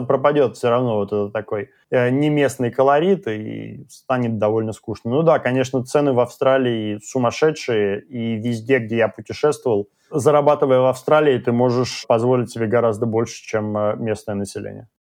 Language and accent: Russian; Russia; now in Sydney, Australia; мы из России